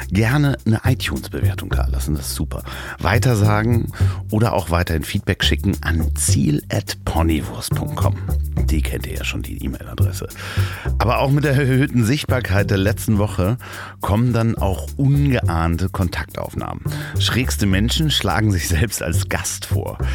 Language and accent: German; Hamburg, Germany; Und zwar in Hamburg, in seiner und meiner Heimatstadt.